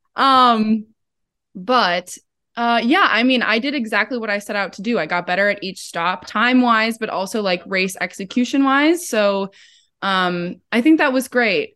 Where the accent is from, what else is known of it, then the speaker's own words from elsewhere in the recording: Midwest, United States; also born or lived in Madison, Wisconsin; us Midwesterners